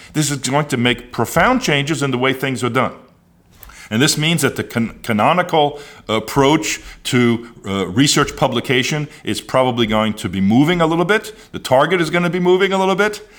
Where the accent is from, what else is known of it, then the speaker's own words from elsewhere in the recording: United States; as an American of Amer, someone of American origin